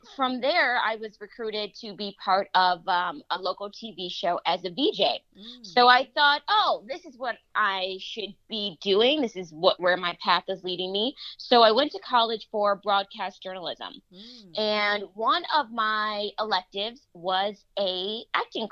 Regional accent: Western New York, United States; moved away as an adult; now in Los Angeles, United States; It's a gorgeous city, and it's always going to be home for me

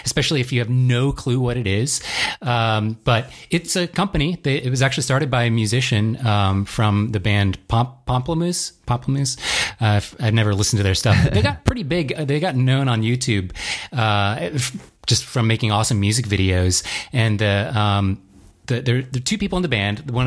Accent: Virginia, United States; also born or lived in DC, Maryland region; I grew up in Virginia originally

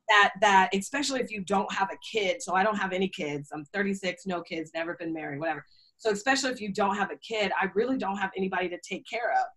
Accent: Seattle, Washington, United States; moved away as an adult; also born or lived in New York / Indianapolis; I'm from Seattle

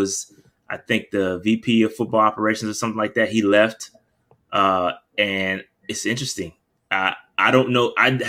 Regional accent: Fayetteville, United States; shout out to Fayetteville, that's my hometown.

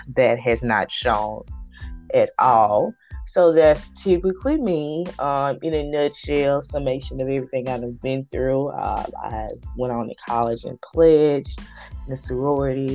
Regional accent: Hattiesburg, Mississippi, United States; moved away; I am from Hattiesburg, Mississippi, born and raised.

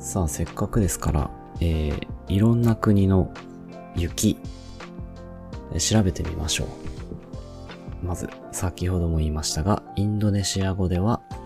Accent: Kyushu, Japan; moved away as an adult; also born or lived in Hiroshima; 九州地方

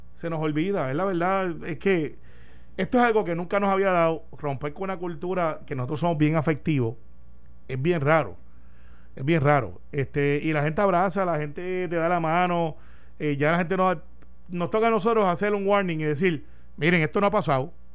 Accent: Puerto Rico

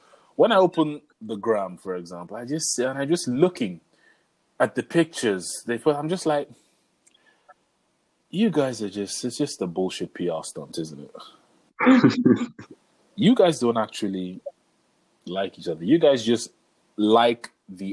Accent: Nigeria; we are Nigerian

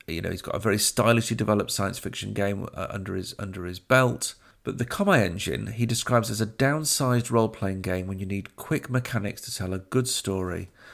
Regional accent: Sheffield, Yorkshire and the Humber, United Kingdom; Crooks being a, a, a district in my hometown of Sheffield

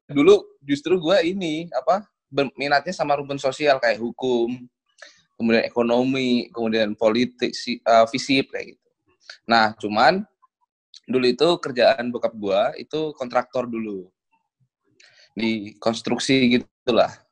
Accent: Solo, Central Java, Indonesia; asal gue dari Solo tapi gue lagi kuliah di Semarang di Undip

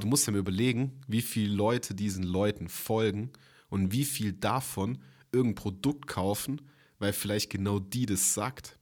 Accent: Germany; bei uns in Deutschland

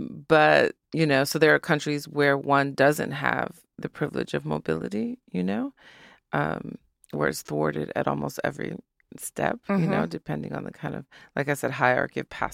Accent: Detroit, Michigan, United States; I'm always reminding everyone that I'm from Detroit and always being as connected as possible.

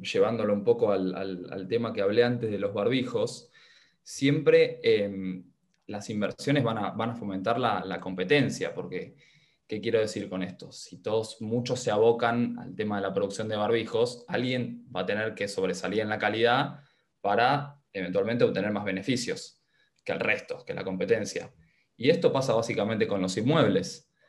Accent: Argentina; habitante argentino

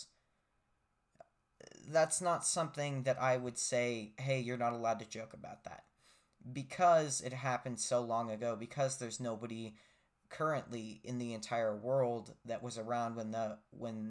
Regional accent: United States; as an American

